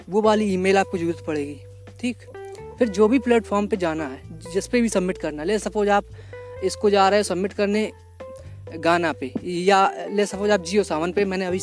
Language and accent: Hindi; India; अगर आप इंडिया से हो है ना चूँकि मैं इंडिया से हूँ इसलिए आपको थोड़ा कनेक्ट भी मिलेगा